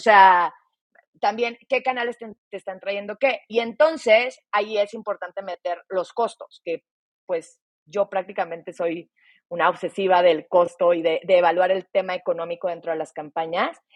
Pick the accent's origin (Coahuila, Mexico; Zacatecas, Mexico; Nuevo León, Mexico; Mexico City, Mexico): Coahuila, Mexico; Torreón; estuve en el TEC de Monterrey, en Torreón, de donde yo soy